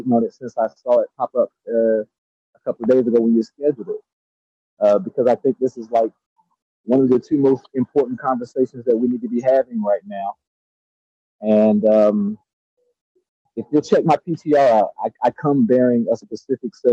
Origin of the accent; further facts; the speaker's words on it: Georgia, United States; now in California, United States; I'm from Georgia